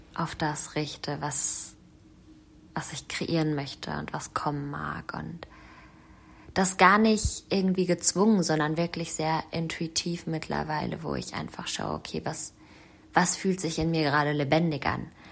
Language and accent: German; Germany; moved away; meine Heimat, die Rhön, meine Wurzeln